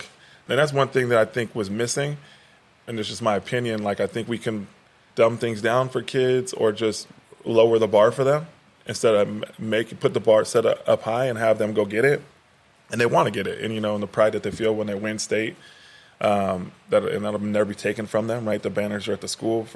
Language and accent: English; Portland, Oregon, United States; I've born and raised in Park Rose pretty much since fourth grade.